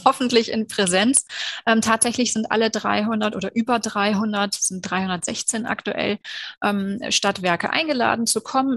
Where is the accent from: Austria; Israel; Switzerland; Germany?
Germany; Cologne, North Rhine-Westphalia; bin ich in Köln geboren, ich lebe in Köln und ich arbeite in Köln